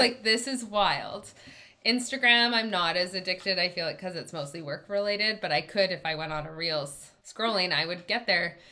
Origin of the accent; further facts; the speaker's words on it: Canada; I'm Canadian